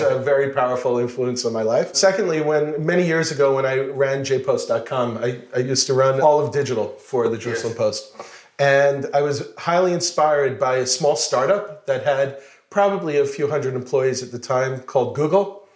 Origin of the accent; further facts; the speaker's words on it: Plainview, New York, United States; moved away as an adult; now in Israel; I'm originally from New York, Plainview, Long Island